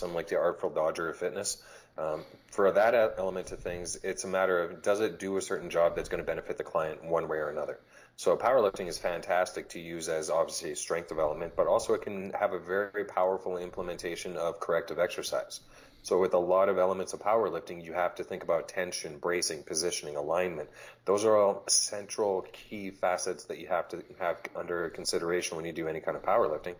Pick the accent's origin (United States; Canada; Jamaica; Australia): Canada; Edmonton, Alberta; I'm from Edmonton, Alberta, Canada